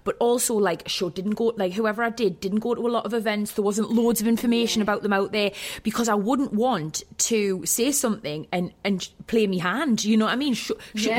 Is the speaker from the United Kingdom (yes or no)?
yes; Wallsend, North East England, United Kingdom; I grew up in Wall's End.